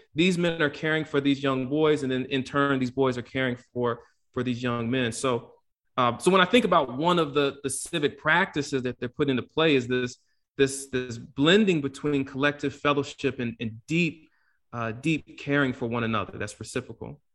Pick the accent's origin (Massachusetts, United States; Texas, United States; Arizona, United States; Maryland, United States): Maryland, United States; Prince George's County; I grew up in Prince George's County, Maryland, it's predominantly black and, and middle class